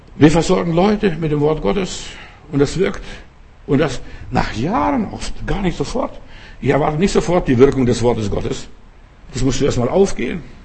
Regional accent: Lithuania; moved away; mein Vater hat bei uns in Litauen dort auf, äh, Grundstück, auf unserem Grundstück einen Brunnen gegraben

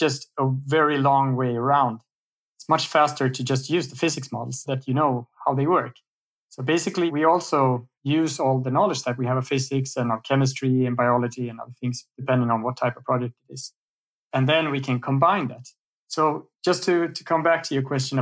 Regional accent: Sweden; I'm from Sweden

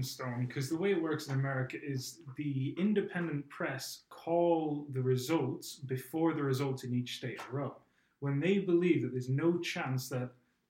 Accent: Arizona, United States; One thing that I am surprised at is my home state of Arizona.

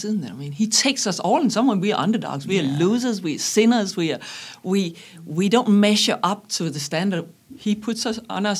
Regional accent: Denmark; moved away as an adult; now in Taiwan; I come from Denmark, born in Denmark many, many, many years ago. And a long time ago, I went to Taiwan, 37 years ago.

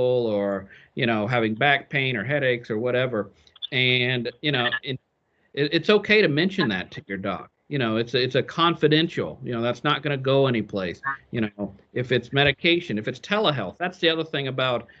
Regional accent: Lewistown, Ohio, United States; I grew up in Logan County, Ohio, in a little town called Lewistown.

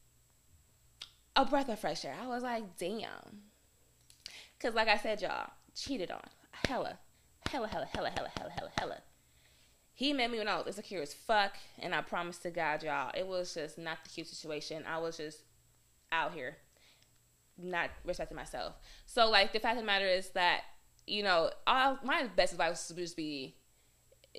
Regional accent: Arizona, United States; me growing up in Arizona

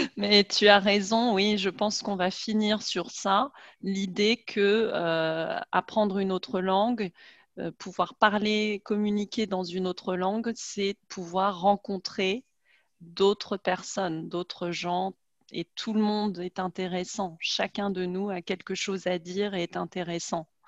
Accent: France; moved away as an adult; also born or lived in Germany; en tant que Française, et surtout en tant que Française de ma génération

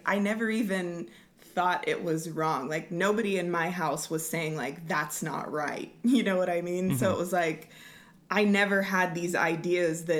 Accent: Lawton, Oklahoma, United States; I grew up in Lawton

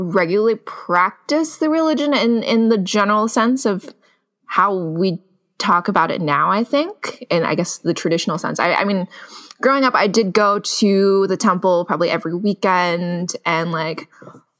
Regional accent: Sunnyvale, California, United States; I grew up in the Bay Area. I grew up in Sunnyvale

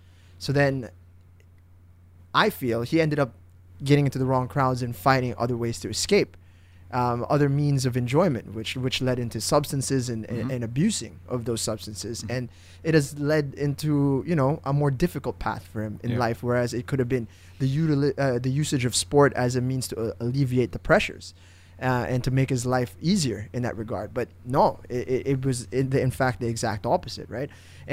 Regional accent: Indonesia; I grew up in Indonesia. {S1} Yeah. {S0} 8 years of my life I spent over there.

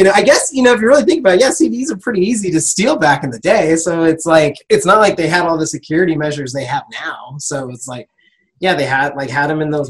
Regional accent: Ontario, California, United States; Ontario, California.

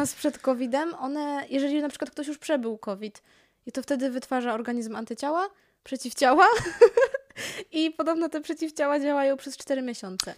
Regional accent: Poland

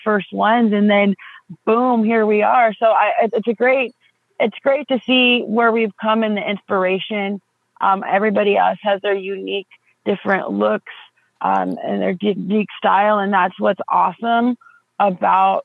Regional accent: Southern California, United States; I grew up in the 90s. I grew up in Southern California

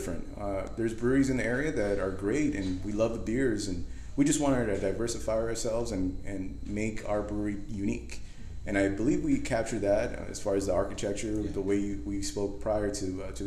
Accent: Whittier, California, United States; also born or lived in Downey, California; We moved out here when I was in seventh grade. My family, we moved from Downey and moved over to Whittier, and we've been here ever since

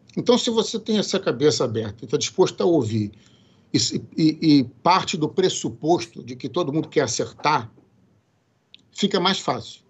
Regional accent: Brazil; moved away as an adult; now in United States; aquele meu inglês macarrônico que a gente que eu só tinha no Brasil de, de aprender na escola

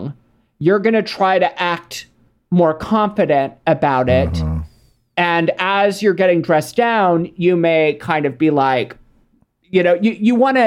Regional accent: Texas, United States; I grew up in Texas

